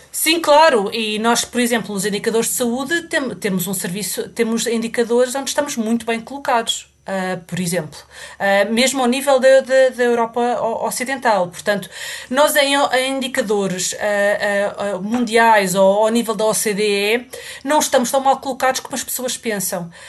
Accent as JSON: {"language": "Portuguese", "country": "Portugal", "moved": "as an adult", "lives_now": "United Kingdom"}